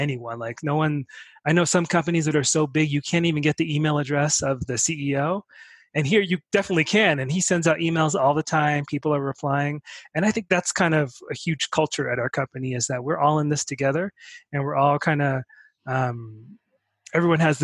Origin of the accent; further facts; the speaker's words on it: New York City, New York, United States; I interned at a nonprofit organization in New York City, my hometown.